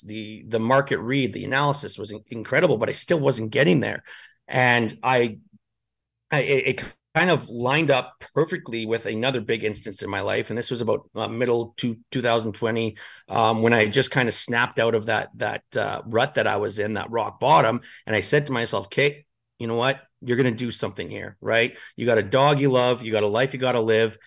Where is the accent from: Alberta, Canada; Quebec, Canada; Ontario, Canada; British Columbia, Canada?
Alberta, Canada; Edmonton; moved away as an adult; also born or lived in northern Canada; now in Spain; I'm from Edmonton